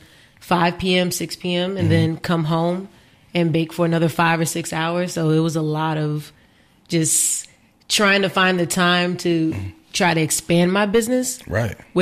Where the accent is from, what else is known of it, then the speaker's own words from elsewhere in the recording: Richmond, United States; I'm from Richmond